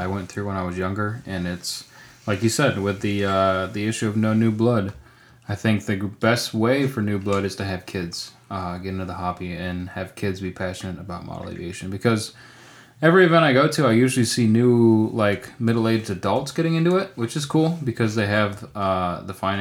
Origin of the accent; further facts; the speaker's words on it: New York, United States; moved away; from the age of five until, you know, I moved away from New York